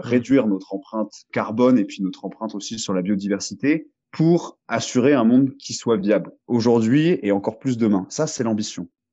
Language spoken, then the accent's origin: French; France; also born or lived in Marseille; chez nous, en France